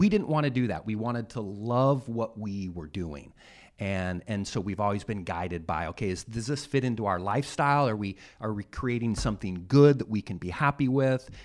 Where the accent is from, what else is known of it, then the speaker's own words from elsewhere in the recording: Utah, United States; I was from Utah